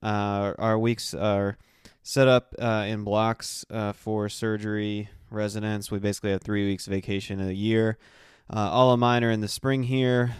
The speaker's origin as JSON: {"language": "English", "region": "South Carolina", "country": "United States", "tie": "born or raised there", "moved": "yes", "said": "my hometown in South Carolina"}